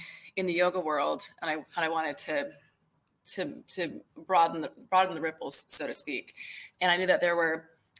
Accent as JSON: {"language": "English", "area": "near Chicago", "region": "Illinois", "country": "United States", "tie": "born or raised there", "moved": "as an adult", "lives_now": "Texas, United States", "said": "I kind of grew up near Chicago as a kid, Midwest kid. But I moved to Texas back in, 2000"}